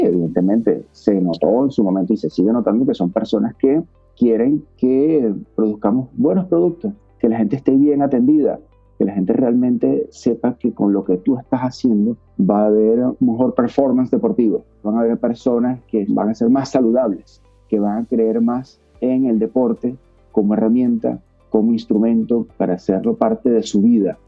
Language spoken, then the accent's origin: Spanish; Venezuela